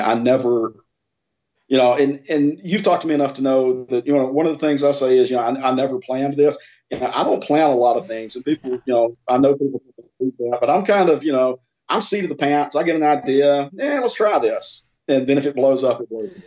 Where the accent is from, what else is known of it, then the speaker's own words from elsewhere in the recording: the South, United States; I'm from the South. I mean, I grew up on Memphis wrestling Saturday mornings.